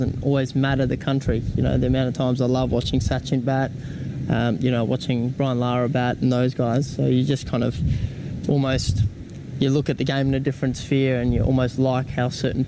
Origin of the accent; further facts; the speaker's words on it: South Africa; now in Australia; as a young kid growing up in South Africa, you look up to these guys, and obviously coming to Australia really diving into the Australian culture